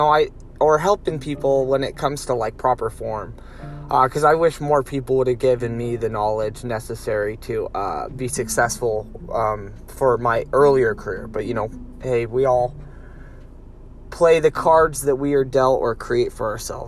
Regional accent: Lompoc, California, United States; moved away; I'm in my hometown right now in Lompoc

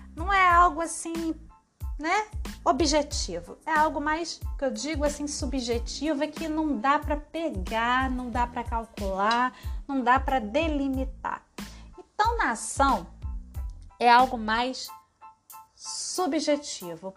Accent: Brazil; Sou brasileira, vivo agora no Brasil.

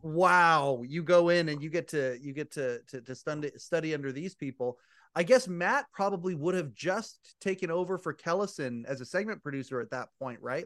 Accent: Kelowna, British Columbia, Canada; I'm Canadian. I'm from a place called Kelowna, British Columbia.

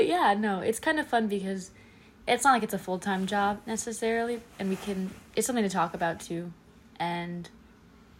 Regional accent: Cape Coral, Florida, United States; I'm a sophomore from Cape Coral, Florida

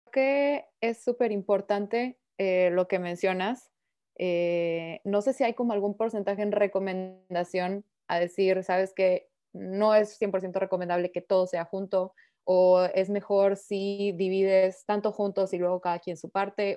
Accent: Mexico; now in Paris, France; soy mexicana. Eh, actualmente vivo en París

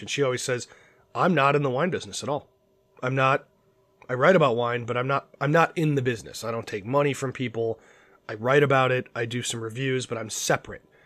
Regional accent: Cleveland, Ohio, United States; I'm from Cleveland, Ohio

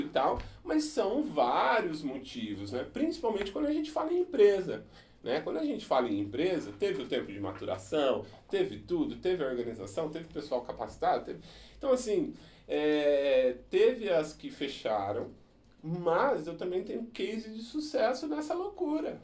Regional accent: Brazil; Nós como brasileiros

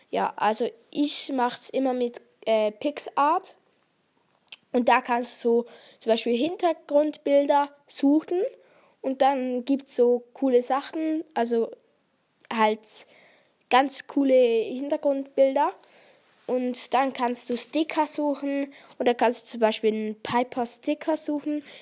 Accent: Switzerland; Ja, ich komme aus der Schweiz. Also ich kann auch ähm, Schweizerdeutsch sprechen.

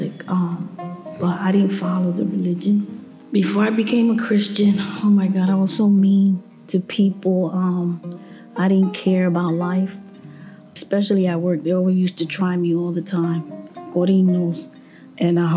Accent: Puerto Rico; I'm from Puerto Rico

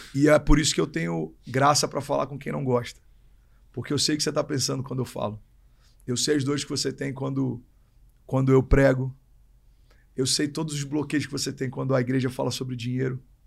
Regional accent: Rio de Janeiro, Brazil; moved away as an adult; also born or lived in Miami, United States; now in São Paulo, Brazil; Nasci no Rio

